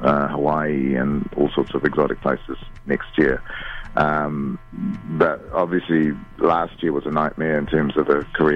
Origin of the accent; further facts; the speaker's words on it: India; I mean, I'm Indian, and my view of the world is influenced by that.